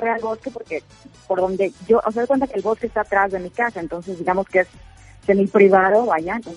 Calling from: Peachtree City, Georgia, United States; Estoy en Peachtree City, Georgia, que es una ciudad a 30 millas al sur de Atlanta.

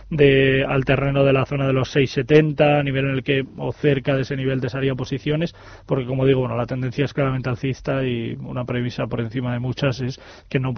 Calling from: Alicante, Valencian Community, Spain; Buenos días … de Alicante

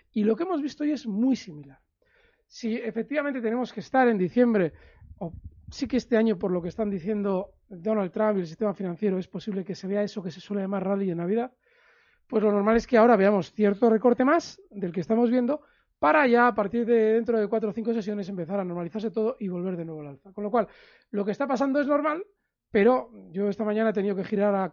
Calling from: Castellón, Valencian Community, Spain; Hola, buenas tardes. … de Castellón

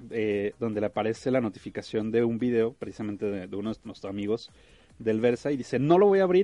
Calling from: Hidalgo, Mexico; Eh, buenos días, es un placer escucharlos desde el estado de Hidalgo.

